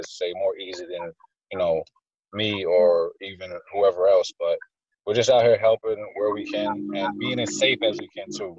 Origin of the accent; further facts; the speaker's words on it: Poughkeepsie, New York, United States; I was born in Poughkeepsie. I was born in the parts that they say aren't as nice. So this is my community. This is where I'm from